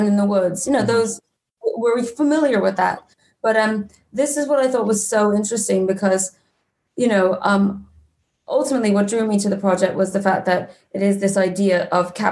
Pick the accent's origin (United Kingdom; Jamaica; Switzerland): Switzerland; moved away; I grew up in Switzerland